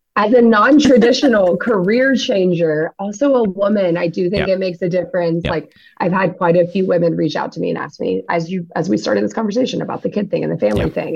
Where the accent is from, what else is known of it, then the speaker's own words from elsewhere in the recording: Louisiana, United States; now in Los Angeles, United States; We live in the LA area. Um, I'm from Louisiana.